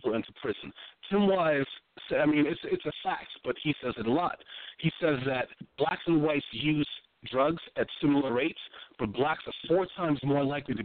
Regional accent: Freeport, United States; moved away; my hometown, back in Freeport

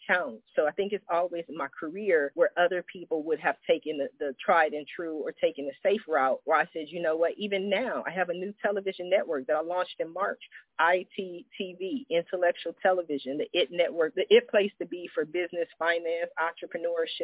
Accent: Columbus, Ohio, United States; also born or lived in Washington, D.C.; now in California, United States; I was born in Washington, D.C. I spent my childhood in Columbus, Ohio.

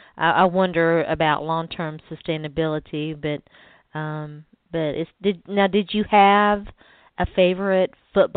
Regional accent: the South, United States; accent: southern; I have, as you can tell, a very southern accent because I'm from the South. And that's not the only place that I've lived, really, is in the South.

